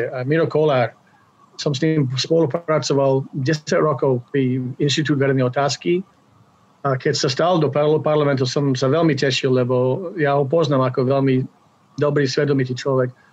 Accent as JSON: {"language": "Slovak", "country": "Slovakia", "moved": "as an adult", "lives_now": "Canada", "said": "žil som tam 25 rokov"}